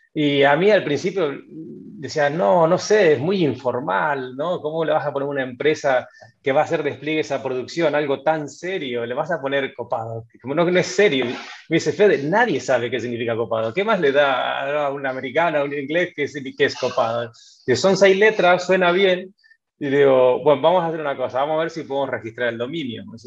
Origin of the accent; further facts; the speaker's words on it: Necochea, Buenos Aires Province, Argentina; moved away as an adult; also born or lived in Mar del Plata, Argentina / Madrid, Spain; now in Spain; soy, de Necochea, pero hacía varios años que vivía en Mar del Plata